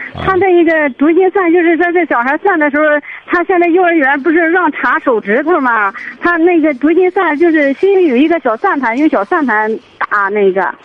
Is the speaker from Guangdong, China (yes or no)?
no; Liaocheng, Shandong, China; 聊城的。